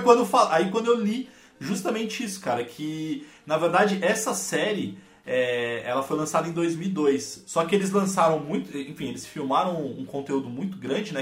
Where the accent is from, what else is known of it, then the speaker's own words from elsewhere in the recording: Santo André, São Paulo, Brazil; sou de Santo André, São Paulo